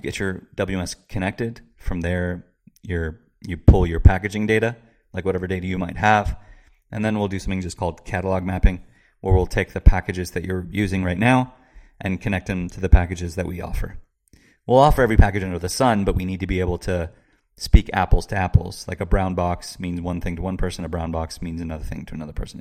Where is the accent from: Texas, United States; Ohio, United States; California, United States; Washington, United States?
California, United States; Marin County, Bay Area; also born or lived in San Francisco / San Luis Obispo / Seattle; I was born in San Francisco, raised in the Bay Area, Marin County.